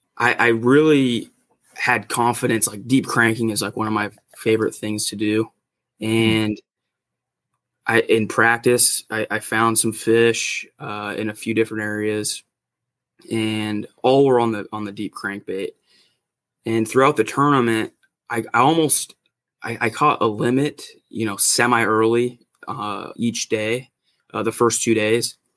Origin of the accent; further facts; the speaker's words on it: Northern California, United States; I've just you know grown up in Northern California. I'm kind of north of Sacramento